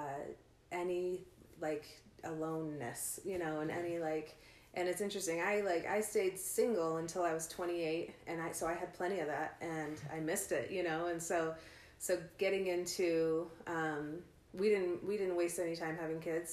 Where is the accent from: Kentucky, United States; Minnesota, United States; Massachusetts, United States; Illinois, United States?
Illinois, United States; outside of Chicago; now in Ogden, United States; I grew up outside of Chicago